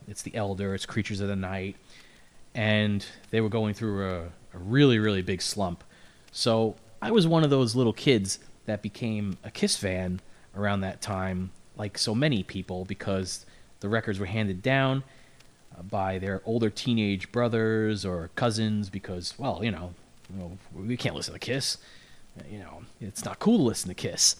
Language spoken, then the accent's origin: English; New York City, New York, United States; I'm from Brooklyn